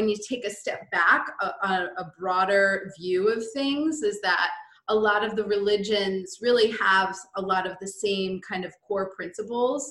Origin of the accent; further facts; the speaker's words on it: Hawthorne, New York, United States; We both grew up in a suburb of New York City in Westchester, New York. I grew up in Hawthorne